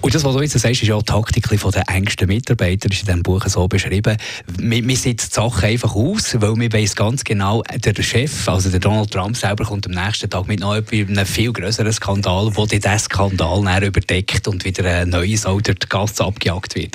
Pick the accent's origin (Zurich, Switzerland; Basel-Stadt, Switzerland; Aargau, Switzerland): Zurich, Switzerland; Eglisau; bei uns in Neglisau im Zürcher Unterland